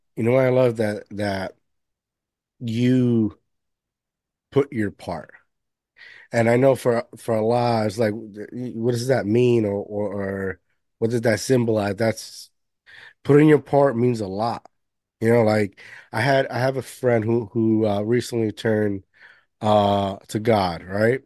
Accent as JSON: {"language": "English", "country": "Puerto Rico", "tie": "born or raised there", "moved": "yes", "lives_now": "United States", "said": "I was raised majority of my life in Puerto Rico"}